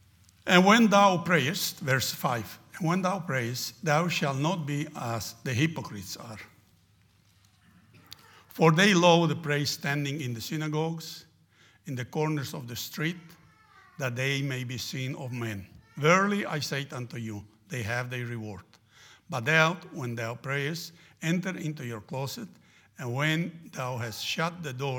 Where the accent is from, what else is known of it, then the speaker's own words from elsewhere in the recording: Argentina; And I grew up in Argentina, in a place we used to have prayer meetings like that, always prayer meetings.